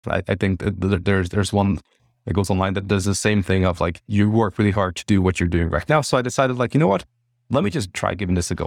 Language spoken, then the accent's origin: English; Hungary; moved away as an adult; also born or lived in United Kingdom / London; I'm originally from Hungary